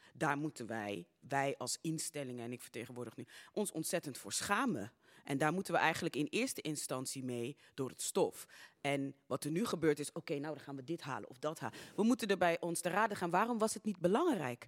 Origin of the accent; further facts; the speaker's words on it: Suriname; now in Netherlands; geboren in Suriname